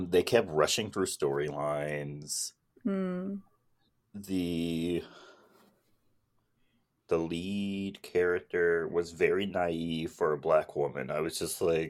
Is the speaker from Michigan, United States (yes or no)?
no; California, United States; I'm from California